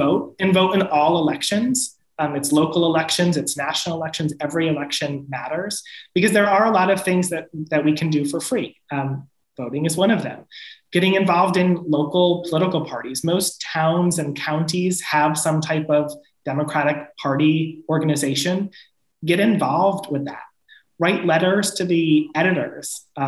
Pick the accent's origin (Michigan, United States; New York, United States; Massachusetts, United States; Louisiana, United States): New York, United States; New York's 21st congressional district, United States; Elise Stefanik, who represents my hometown